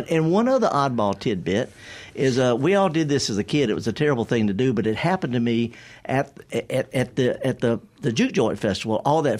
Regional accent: the Mississippi Delta, United States; I'm from the Delta. I'm so Delta. I flunked out of Moorhead. I flunked out of Mississippi Delta Junior. And I'm a retired college associate professor.

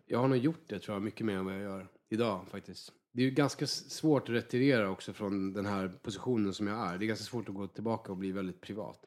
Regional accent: Värmland, Sweden; moved away; Jag kommer ju från en riktig så här, arbetarklass i Värmland

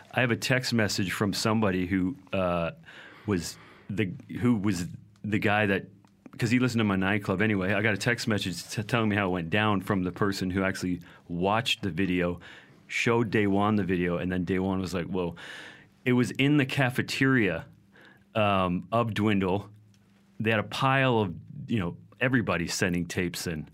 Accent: Vancouver, British Columbia, Canada; I was from Vancouver

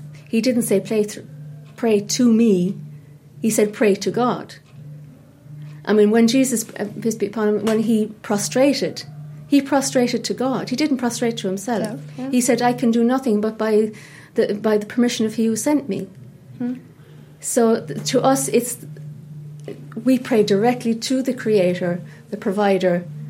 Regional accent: Cork, Munster, Ireland; also born or lived in London; I moved to Somerstown when I was 5, and I'm Cork born and bred. I was born in the Bonds, and you know, I'm from Cork, and I used to go to Mass on Sundays

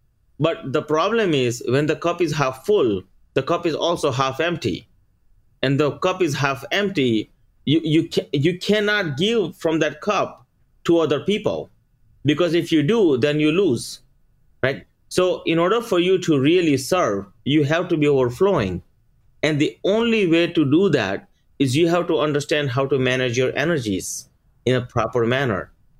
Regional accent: India; moved away; So for instance, like, we came here from India, right? After we coming here, within 1 year, we bought a house.

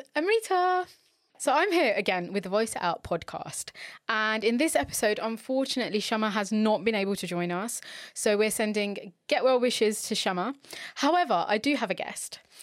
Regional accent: London, United Kingdom; I'm from London

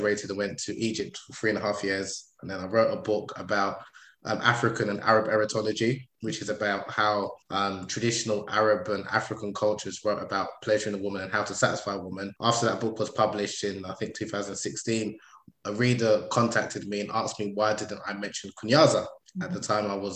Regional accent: United Kingdom; I'm British born, Nigerian

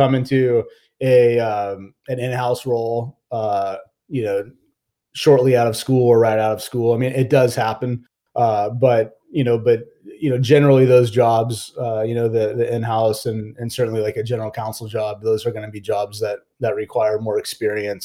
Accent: Fullerton, California, United States; I grew up in Orange County in Fullerton, California

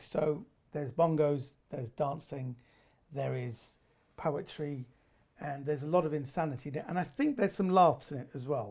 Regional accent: United Kingdom; I was raised in Britain. I'm a I'm a second generation uh, Iranian

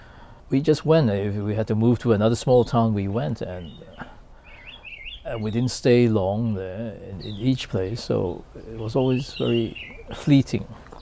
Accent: Kuala Lumpur, Malaysia; also born or lived in Penang; Nature wasn't a big part of my life, nor for many people growing up in Kuala Lumpur.

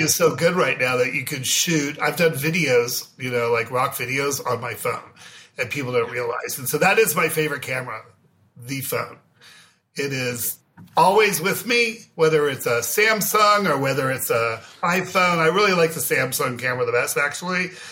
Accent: Beverly Hills, California, United States; I grew up in Beverly Hills

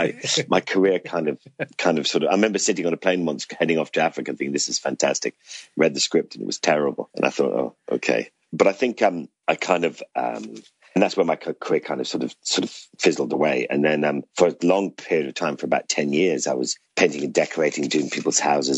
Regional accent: Ireland; now in London, United Kingdom; I grew up in Ireland.

